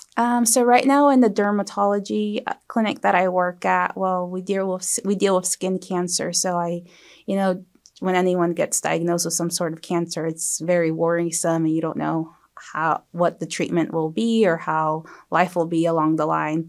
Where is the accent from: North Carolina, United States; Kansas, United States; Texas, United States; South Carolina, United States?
South Carolina, United States; Beaufort County; I was born and raised here, so I plan to stay and practice here